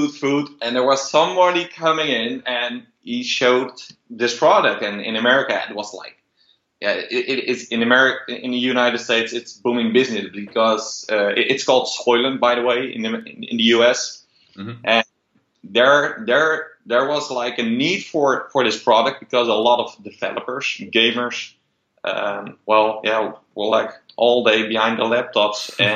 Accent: Netherlands; also born or lived in Rotterdam; I'm from Holland, Rotterdam based

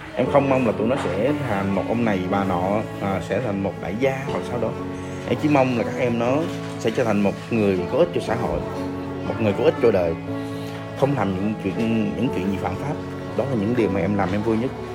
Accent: Ho Chi Minh City, Vietnam; sinh ra và lớn lên tại thành phố Hồ Chí Minh

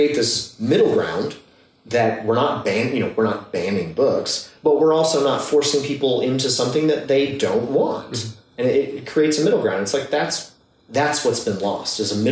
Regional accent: Midwest, United States; moved away; I grew up in the Midwest

